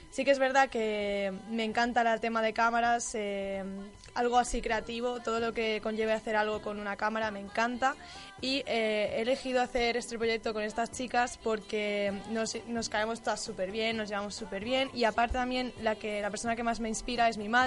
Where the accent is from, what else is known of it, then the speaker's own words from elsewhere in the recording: Tarragona, Catalonia, Spain; now in Mataró, Spain; Tengo 18 años, soy de Tarragona, pero actualmente vivo en Mataró compartiendo piso con mi hermana Andrea